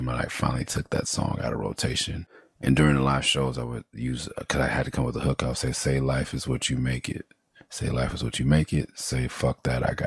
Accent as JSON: {"language": "English", "town": "Los Angeles", "region": "California", "country": "United States", "tie": "born or raised there", "also_born_or_lived": "San Fernando Valley, California", "said": "growing up in Midtown, being born on Pico and Carmona"}